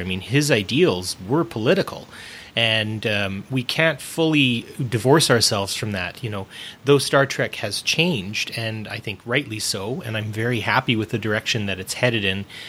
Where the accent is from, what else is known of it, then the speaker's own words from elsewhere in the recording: Canada; I'm Canadian and I live in Canada